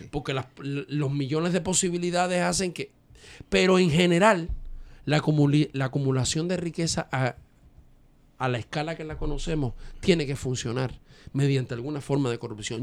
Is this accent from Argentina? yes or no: no; Dominican Republic